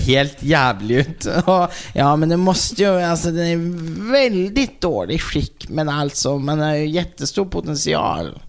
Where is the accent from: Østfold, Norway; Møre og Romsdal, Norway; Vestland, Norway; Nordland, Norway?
Østfold, Norway; Halden; jeg kommer jo fra Halden